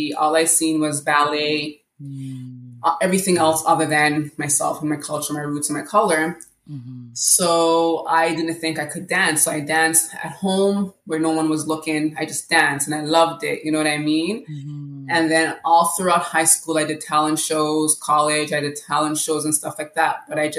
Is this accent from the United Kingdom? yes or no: no; Canada; also born or lived in Jamaica; Well, I was born in Jamaica. I came to Canada at 8 years old.